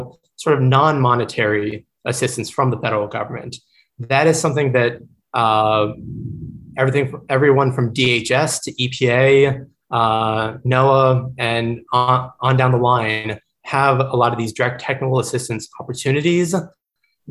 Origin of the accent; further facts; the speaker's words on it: Gulf Coast of Florida, United States; also born or lived in New York City, United States; growing up on the Gulf Coast of Florida